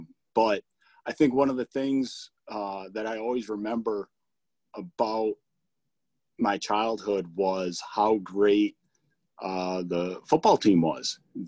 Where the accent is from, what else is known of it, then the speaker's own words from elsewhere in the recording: Kingsford, Michigan, United States; moved away as an adult; also born or lived in Houghton, Michigan; now in Jackson, United States; So I lived in Kingsford my whole life as a kid.